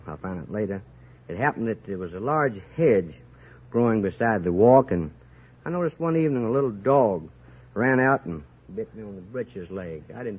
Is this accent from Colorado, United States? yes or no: no; Somerville, Tennessee, United States; Oh, Somerville, Tennessee.